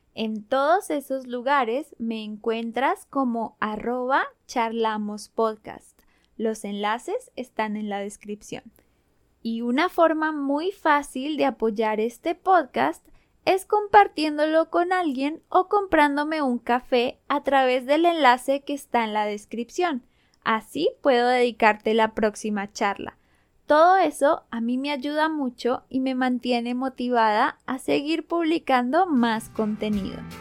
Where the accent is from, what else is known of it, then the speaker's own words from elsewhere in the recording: Colombia; accent: Colombian Spanish; first language Spanish; moved away as an adult; now in United States; nací y crecí en Colombia, y gracias a eso es que hablo español. Mi español es el español colombiano y me encanta